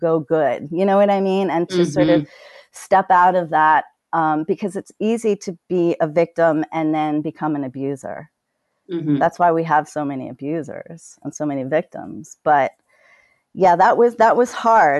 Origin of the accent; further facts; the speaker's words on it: New York City, New York, United States; I grew up poor in Brooklyn